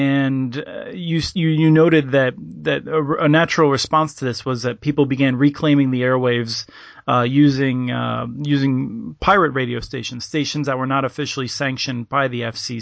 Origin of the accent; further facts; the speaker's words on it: Allentown, Pennsylvania, United States; moved away as an adult; now in Minnesota, United States; I was born in Allentown, raised in the Lehigh Valley